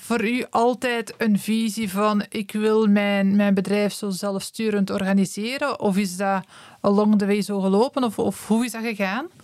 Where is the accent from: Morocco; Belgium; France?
Belgium; Werchter, Flanders; ik ben van Werchter